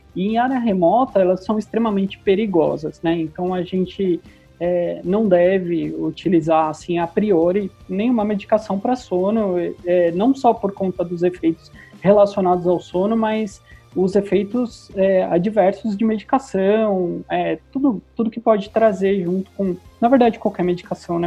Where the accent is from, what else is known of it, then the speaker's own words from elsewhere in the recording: Brazil; sou é, brasileiro, bem brasileiro